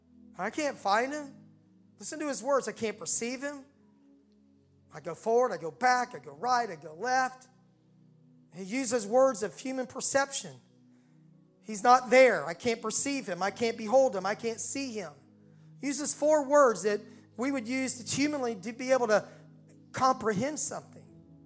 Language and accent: English; the South, United States; accent: southern; They really loved my southern accent, which I had at that time still, you know.